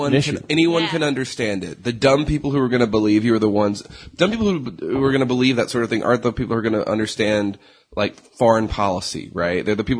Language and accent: English; Mississippi, United States; I'm from Mississippi